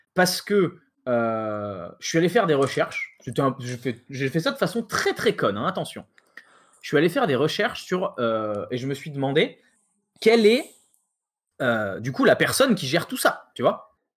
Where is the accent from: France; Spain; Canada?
France; on est français